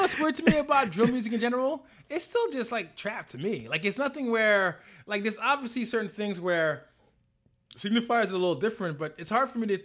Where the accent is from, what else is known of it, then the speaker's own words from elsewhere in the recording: New York City, New York, United States; I am from Brooklyn. I grew up in the crack era.